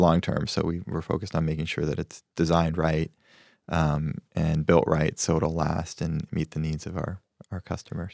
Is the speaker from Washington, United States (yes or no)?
yes; Spokane, Washington, United States; moved away as an adult; also born or lived in New York; wanted to do real estate back in my home state where I felt m, a little more connection